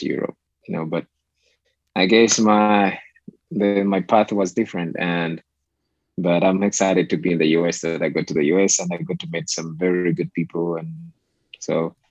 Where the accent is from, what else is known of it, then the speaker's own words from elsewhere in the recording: Uganda; moved away as an adult; now in United States; Growing up in Uganda is, you know, I'll put it this way. It's like, it's simple life